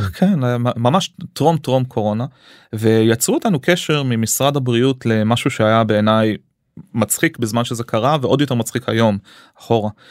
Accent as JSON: {"language": "Hebrew", "town": "Arad", "region": "Southern District", "country": "Israel", "tie": "born or raised there", "also_born_or_lived": "United States", "said": "עליתי לישראל שהייתי בן אה, שלוש מארצות הברית המשפחה שלי השתקעה בערד"}